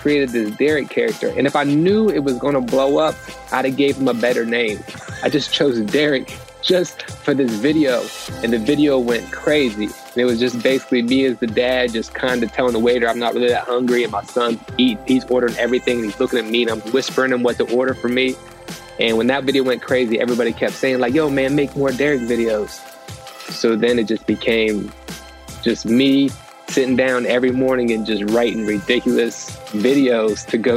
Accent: Cadiz, Ohio, United States; I grew up in a small town, Caddis, Ohio

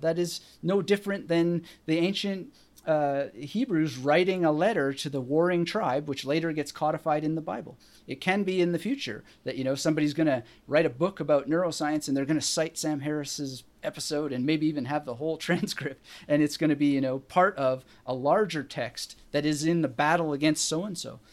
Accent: British Columbia, Canada; I was born in British Columbia

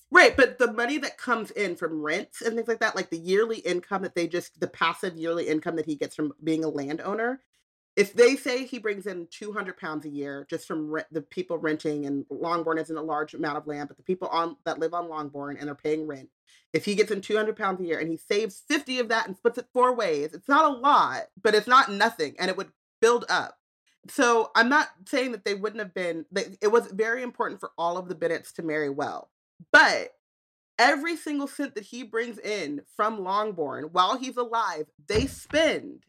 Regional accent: United States; I'm American

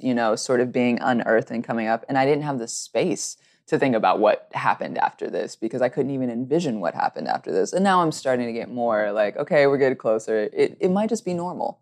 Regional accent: Alabama, United States; also born or lived in California; I, I am from California, but grew up in Alabama, and this is how I talk

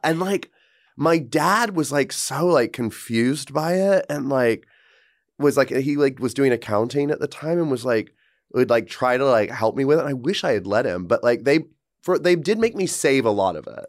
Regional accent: Georgia, United States; moved away as an adult; my hometown is where Marjorie Taylor Greene lives

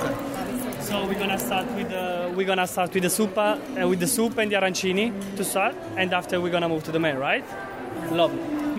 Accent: Naples, Campania, Italy; English is a second language; now in Florida, United States; I come from the south of Italy. I come from Naples.

